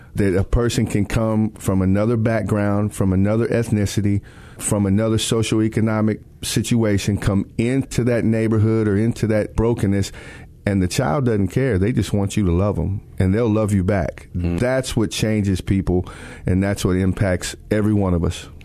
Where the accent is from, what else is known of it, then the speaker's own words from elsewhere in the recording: Texas, United States; I grew up in Texas.